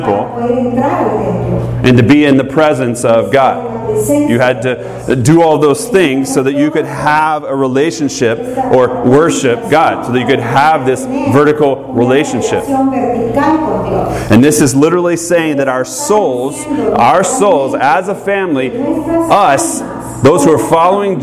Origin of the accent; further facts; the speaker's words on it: Southern, Southern United States, United States; accent: Southern; first language English; in my native tongue, in Southern, right, we use y'all for a few people or all y'all for all y'all